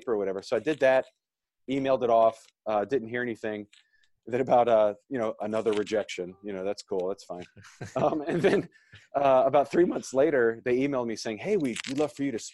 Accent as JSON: {"language": "English", "town": "New Orleans", "region": "Louisiana", "country": "United States", "tie": "born or raised there", "also_born_or_lived": "North Carolina", "lives_now": "Bossier City, United States", "said": "I'm originally from the New Orleans area, which is a great childhood, man."}